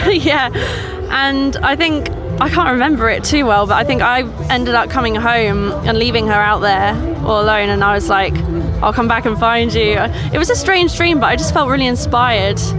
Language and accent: English; Suffolk, East of England, United Kingdom; moved away as an adult; now in Norfolk, United Kingdom; I'm from Suffolk, I'm studying in Norfolk